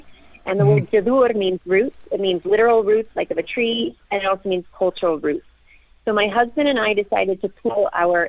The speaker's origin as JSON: {"language": "English", "country": "United States"}